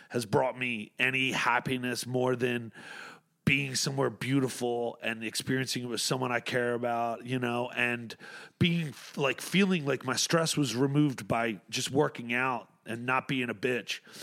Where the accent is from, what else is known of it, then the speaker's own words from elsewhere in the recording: Atlantic City, New Jersey, United States; I'm from Atlantic City